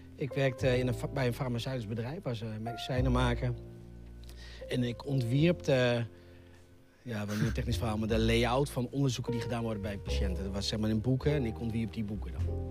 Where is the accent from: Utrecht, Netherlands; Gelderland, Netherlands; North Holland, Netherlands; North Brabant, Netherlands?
Utrecht, Netherlands; IJsselstein; also born or lived in Gronsveld; Maar voordat ik één jaar was, verhuisde naar eh, IJsselstein onder Utrecht. daar heb ik eigenlijk het grootste deel van mijn leven eh, gewoond